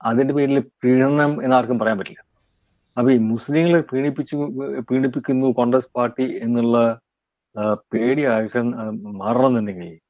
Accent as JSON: {"language": "Malayalam", "region": "Kerala", "country": "India", "said": "ഞാൻ നമ്മൾ രണ്ടുപേരും മലയാളികളാണ് ഒരു കാര്യം ചോദിക്കട്ടെ"}